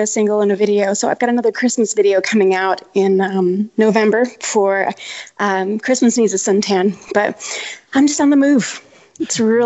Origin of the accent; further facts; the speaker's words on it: Minnesota, United States; now in Austin, United States; I'm originally from Minnesota, up where you're at right now